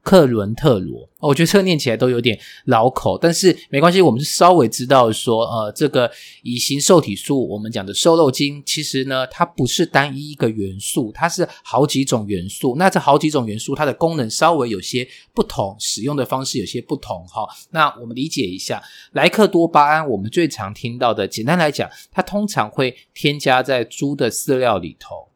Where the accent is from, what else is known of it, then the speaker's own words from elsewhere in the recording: Taiwan; 我们台湾人